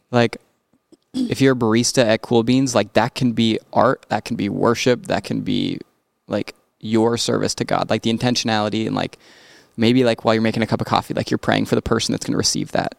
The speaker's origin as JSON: {"language": "English", "town": "Rapid City", "region": "South Dakota", "country": "United States", "tie": "born or raised there", "moved": "yes", "lives_now": "Brookings, United States", "said": "growing up in Rapid"}